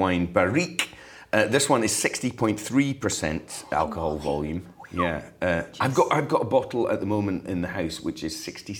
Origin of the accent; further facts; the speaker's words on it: Fife, Scotland, United Kingdom; now in Edinburgh, United Kingdom; I'm in the city. I love Edinburgh. I live in Leith, actually, not far from here, and I love it. But I grew up in Fife, so the country is pulling me.